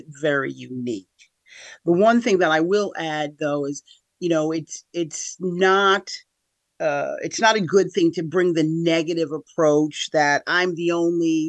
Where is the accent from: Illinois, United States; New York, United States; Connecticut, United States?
New York, United States; Schenectady; also born or lived in Niskayuna; I'm from here, the Capital Region of New York, born and raised in Schenectady. Grew up half and half, as it were. So I grew up half in Niskayuna and then half in Schenectady, the city of Schenectady